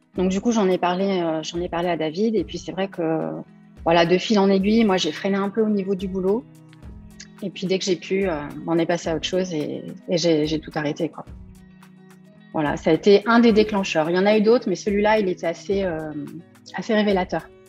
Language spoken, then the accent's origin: French; Cormeilles-en-Parisis, Île-de-France, France; je suis née à cormeil en Parisie, en région parisienne, le 4 janvier 1977